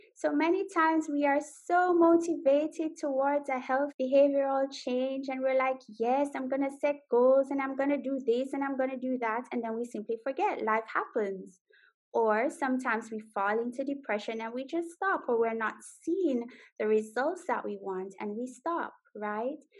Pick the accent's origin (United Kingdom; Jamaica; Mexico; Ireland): Jamaica; now in Netherlands; I am Jamaican, so wagwan. I live in the Netherlands